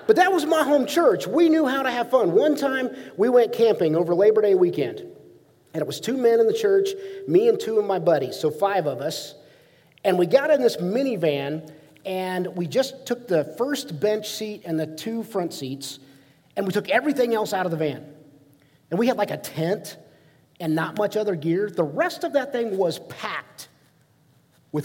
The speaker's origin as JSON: {"language": "English", "region": "Ohio", "country": "United States", "tie": "born or raised there", "said": "growing up in Ohio"}